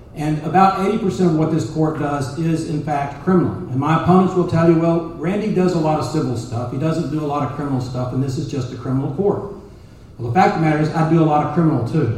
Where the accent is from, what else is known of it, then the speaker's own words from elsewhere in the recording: Dallas, Texas, United States; also born or lived in Collin County, Texas; I grew up in North Dallas, went to Richardson Schools.